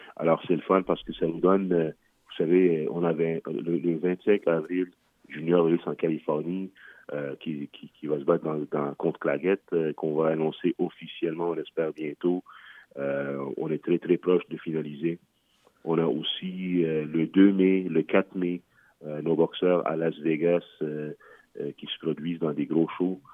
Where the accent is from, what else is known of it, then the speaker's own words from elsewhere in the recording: Quebec, Canada; au Canada, chez nous, au Québec